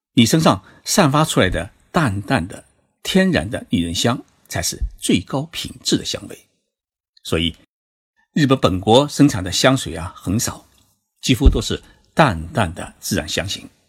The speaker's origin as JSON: {"language": "Chinese", "country": "China", "said": "而我们中国人呢喜欢冲澡"}